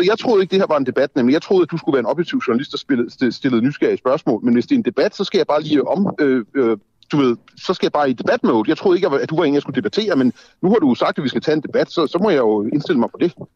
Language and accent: Danish; Denmark; also born or lived in Copenhagen; jeg jo er dansker og bor i Danmark og har boet i København i 20 år